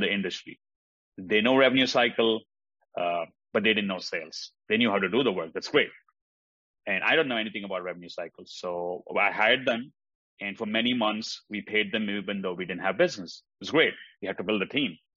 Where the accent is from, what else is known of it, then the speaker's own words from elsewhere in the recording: India; moved away as an adult; also born or lived in Oklahoma; now in United States; I grew up in India. That's where I went to school.